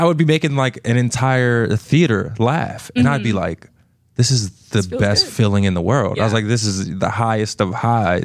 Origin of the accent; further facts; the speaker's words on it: New Jersey, United States; moved away as an adult; also born or lived in Pittsburgh; I grew up in New Jersey